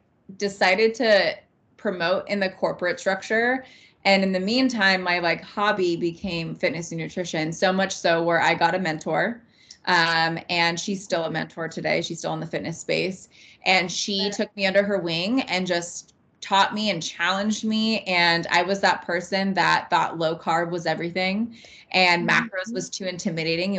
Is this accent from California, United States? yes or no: yes; California, United States; also born or lived in Montana; now in Idaho, United States; Born and raised in California. And I ended up moving into Montana and Idaho territory